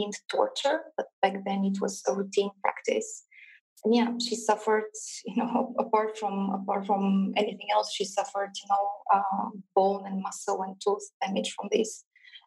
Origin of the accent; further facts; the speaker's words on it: Bulgaria; I was born in Bulgaria, but I was born in communist Bulgaria